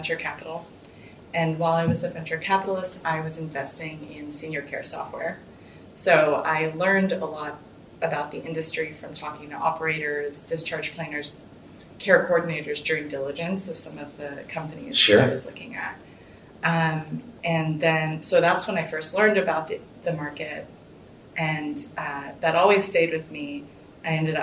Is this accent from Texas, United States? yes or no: yes; Houston, Texas, United States; I'm from Houston, which is where we are today